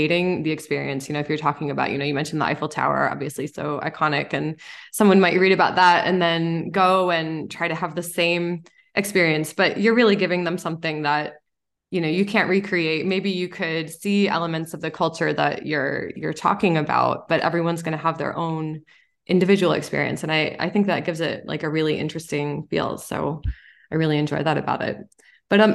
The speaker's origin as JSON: {"language": "English", "country": "United States", "tie": "born or raised there", "said": "somebody who grew up in the US"}